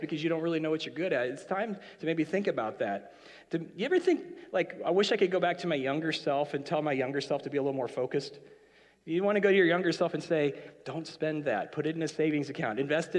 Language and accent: English; Canada; So when you now, as a Canadian, went into Horton's, it took too long to get your drink